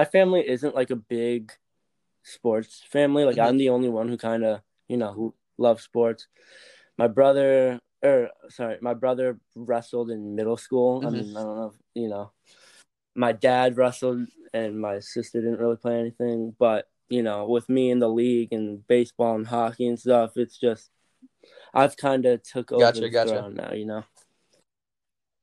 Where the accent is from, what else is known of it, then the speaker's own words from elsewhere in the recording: Ohio, United States; Growing up in Ohio